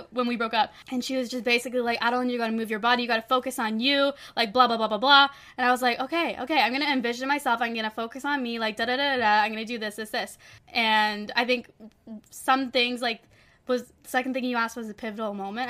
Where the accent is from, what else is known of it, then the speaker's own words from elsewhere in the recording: Toronto, Ontario, Canada; moved away as an adult; now in Los Angeles, United States; my hometown Toronto